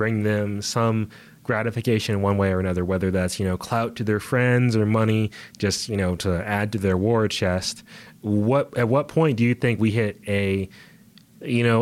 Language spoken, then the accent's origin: English; United States; We are from America